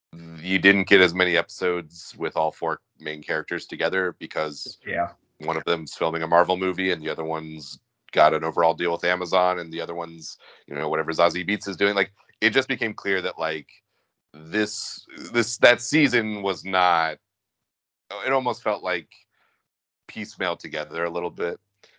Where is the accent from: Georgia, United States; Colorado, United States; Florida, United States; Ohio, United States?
Georgia, United States; Atlanta; growing up in Atlanta